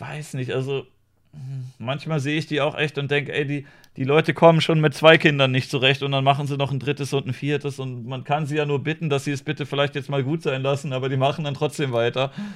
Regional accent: Germany; als Deutsche

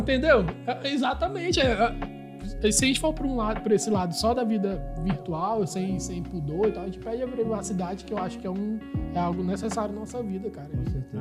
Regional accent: Manaus, Amazonas, Brazil; moved away; sou de Manaus, mas eu mantenho ainda é, é, conversas com meus irmãos, com meus parentes lá

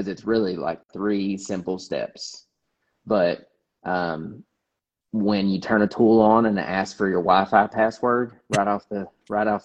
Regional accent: Kentucky, United States; moved away; I'm from Kentucky

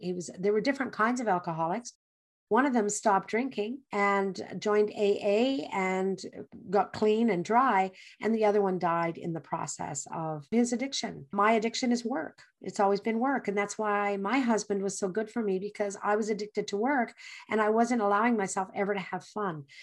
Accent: English Canada, Canada; I grew up in English Canada

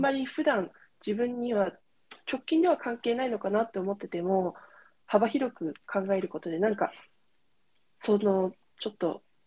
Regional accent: California, United States; moved away; カリフォルニアで生まれ育ったんですけど

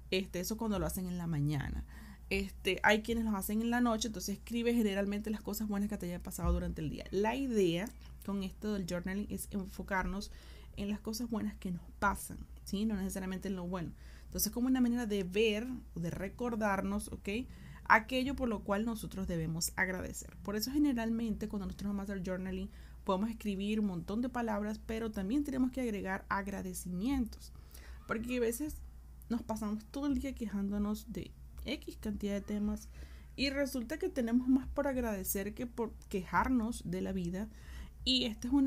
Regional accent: Venezuela; also born or lived in Argentina; now in Chile; Yo soy venezolana, yo vivo en Chile, o sea, decir, ya he vivido en Argentina, vivo mucho, puedo mañana llegar a vivir en otro lado.

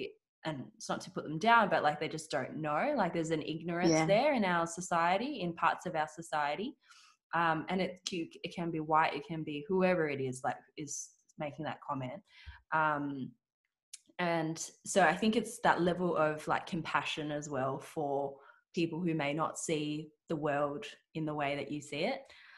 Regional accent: Australia; first language Cantonese; English is a second language; I was born in Australia. I remember going to school at, well, you know, going to pre-prep or kinder, like, and I actually didn't know any English. So I grew up with my grandma was looking after me. And so I only spoke Cantonese.

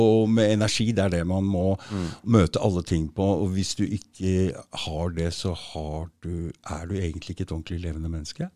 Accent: Norway; nordmenn vi er jo vokst opp altså vi, tradisjonelt altså, Vinter, isolert i hytter og hus

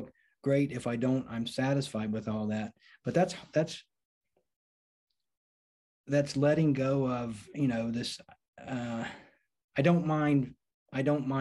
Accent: North Carolina, United States; back to my home state of North Carolina

